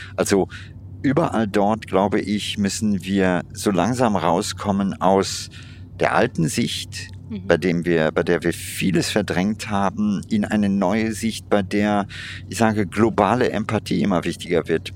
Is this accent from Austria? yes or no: no; India; in meiner Kindheit in Indien